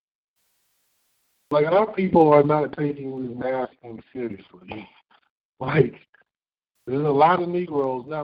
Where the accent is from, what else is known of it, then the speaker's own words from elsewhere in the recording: Detroit, Michigan, United States; I'm from Detroit